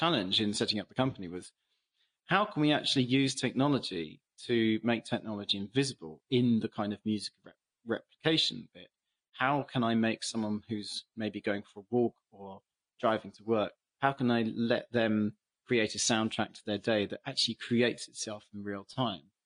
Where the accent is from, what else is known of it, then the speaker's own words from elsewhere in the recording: England, United Kingdom; as an English person